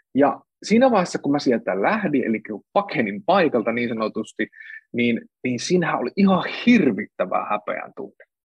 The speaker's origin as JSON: {"language": "Finnish", "region": "Central Finland", "country": "Finland", "tie": "born or raised there", "moved": "yes", "lives_now": "Helsinki, Finland", "said": "Mä oon kotoisin Keski-Suomesta"}